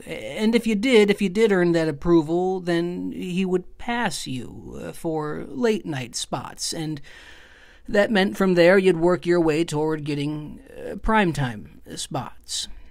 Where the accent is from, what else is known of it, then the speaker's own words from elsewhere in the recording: Lapeer, Michigan, United States; moved away; I'm from a small town outside of Flint